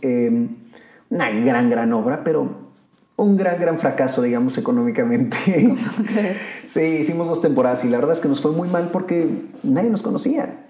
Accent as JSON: {"language": "Spanish", "country": "Mexico", "also_born_or_lived": "Germany / England", "moved": "as an adult", "said": "yo era mexicano"}